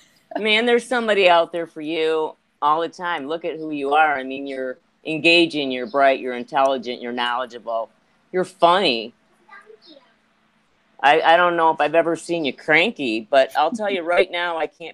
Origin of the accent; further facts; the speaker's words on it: Ireland; because I'm so Irish